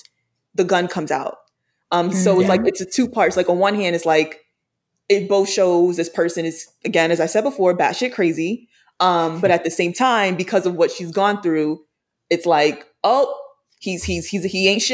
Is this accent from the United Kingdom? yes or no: no; New York City, New York, United States; I'm from Brooklyn